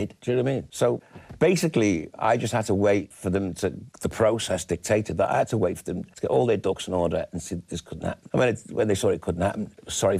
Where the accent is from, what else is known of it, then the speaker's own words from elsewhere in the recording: Liverpool, North West England, United Kingdom; accent: Scouse; moved away; I grew up in Caddy Farm and Wavertree